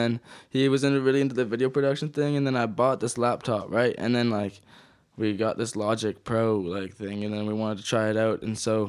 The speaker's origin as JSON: {"language": "English", "town": "Kelowna", "region": "British Columbia", "country": "Canada", "tie": "born or raised there", "also_born_or_lived": "Ontario", "said": "I was born in Kelowna, and then we were back and forth from like Ontario for a little while, and then we ended up back here, and I was in grade 3."}